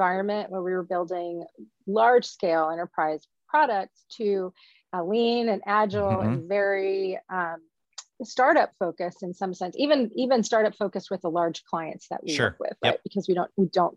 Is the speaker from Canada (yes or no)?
no; Louisiana, United States; moved away as an adult; also born or lived in Nashville, Tennessee / New York City / Missoula, Montana; now in Seattle, United States; I was raised in a small town in Louisiana. I was born in Nashville. My parents are from Birmingham. So I'm Southern.